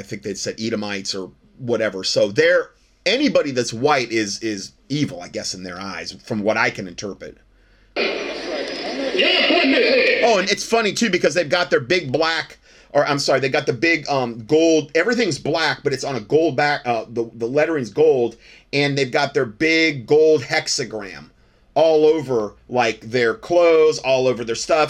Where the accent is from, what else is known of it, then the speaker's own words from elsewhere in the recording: Ohio, United States; I was from Ohio